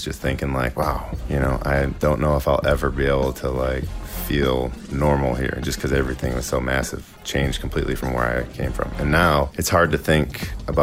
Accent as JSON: {"language": "English", "town": "Philadelphia", "region": "Pennsylvania", "country": "United States", "said": "I'm a Philadelphian"}